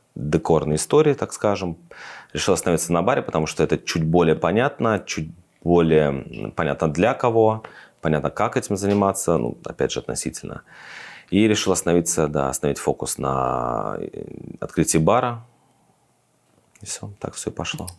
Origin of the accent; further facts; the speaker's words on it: Russia; moved away as an adult; now in Tbilisi, Georgia; я из России